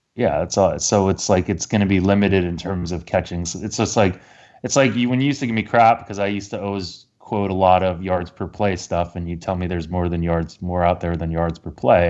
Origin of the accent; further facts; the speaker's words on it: United States; being American